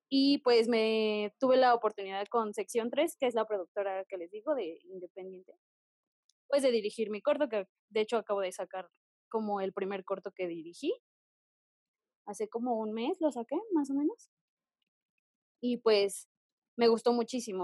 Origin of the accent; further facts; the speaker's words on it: Texcoco, State of Mexico, Mexico; yo que soy del Estado de México, específicamente de Texcoco